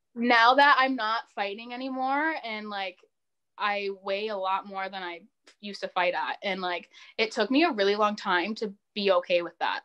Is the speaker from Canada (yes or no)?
yes; Windsor, Ontario, Canada; I'm from Windsor